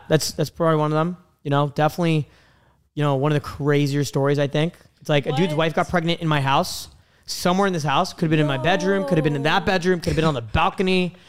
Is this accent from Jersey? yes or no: no; Canada; I'm from Canada.